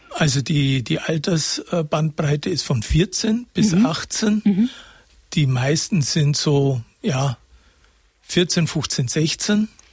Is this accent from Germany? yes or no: yes; Karlshofen, Bavaria, Germany; moved away; also born or lived in Oberstaufen / Munich; Ich habe eine schöne Kindheit gehabt in Karlshofen